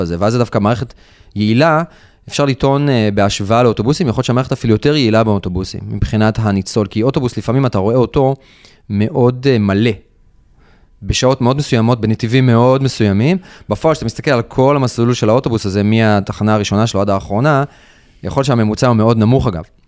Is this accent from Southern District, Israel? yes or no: no; Rishon LeZion, Central District, Israel; אני לדוגמה גדלתי בראשון לציון